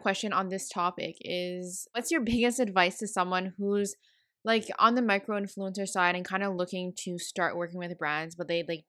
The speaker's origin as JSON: {"language": "English", "town": "Montreal", "region": "Quebec", "country": "Canada", "said": "I'm from Montreal"}